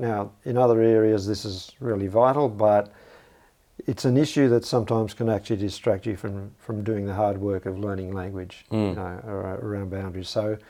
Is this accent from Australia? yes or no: yes; Canberra, Australian Capital Territory, Australia; So I can say I'm from Belconnen, I'm from Canberra, I'm from Southeast Australia, I'm from Australia.